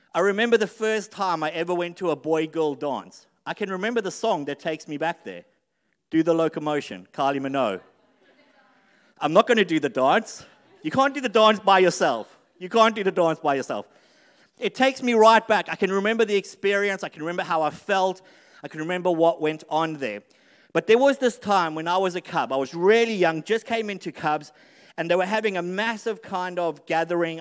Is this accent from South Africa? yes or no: yes; South Africa; moved away; I lived, I grew up in South Africa